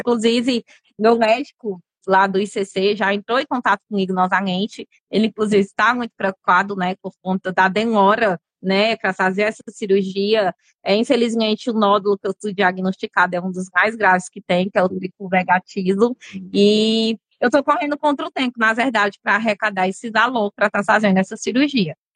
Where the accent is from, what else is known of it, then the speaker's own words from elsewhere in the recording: Fortaleza, Ceará, Brazil; eu é sou daqui de Fortaleza mesmo. Mas na época, meus pais viviam mais no interior